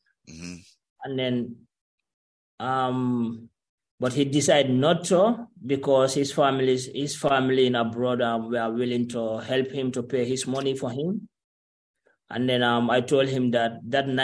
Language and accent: English; Gambia; moved away as an adult; also born or lived in Algeria; I'm from Gambia